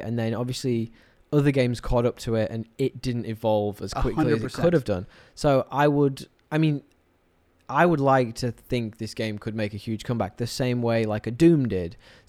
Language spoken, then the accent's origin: English; England, United Kingdom; I'm English.